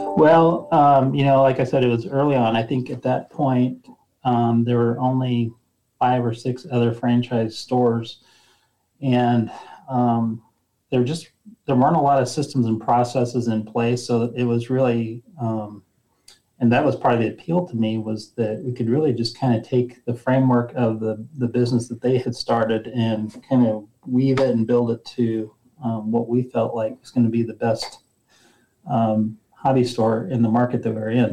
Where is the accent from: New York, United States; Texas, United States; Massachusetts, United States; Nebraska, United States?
Nebraska, United States; moved away as an adult; also born or lived in Fort Collins, Colorado; I grew up in Nebraska